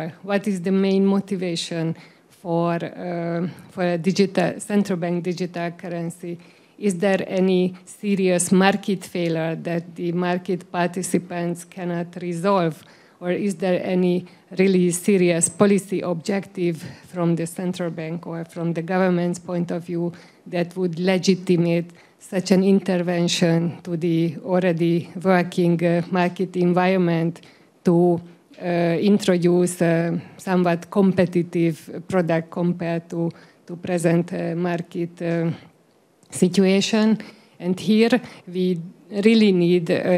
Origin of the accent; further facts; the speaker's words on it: Hungary; So I'm from Hungary